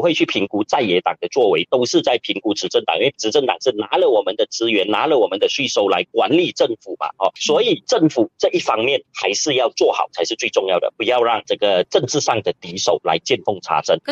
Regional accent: Johor, Malaysia; 我本身是柔佛人

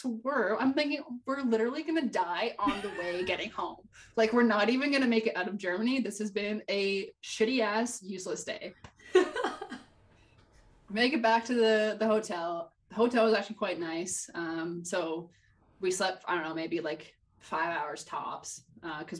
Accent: Canada; As a Canadian

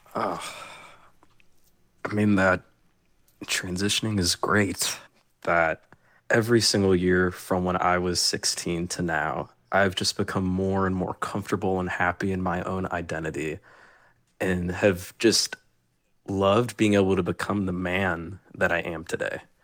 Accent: Tallahassee, Florida, United States; I only know Florida. I was born and raised in Florida.

